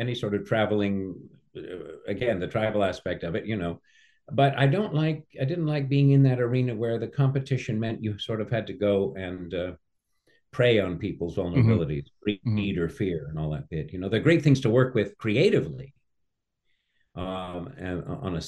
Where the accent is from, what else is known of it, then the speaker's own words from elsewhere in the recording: California, United States; also born or lived in England; I was raised in America